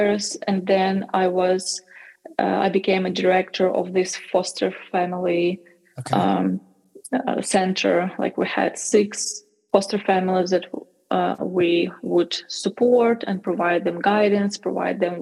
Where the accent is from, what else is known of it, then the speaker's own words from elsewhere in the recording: Ukraine; to Ukraine, to my home country.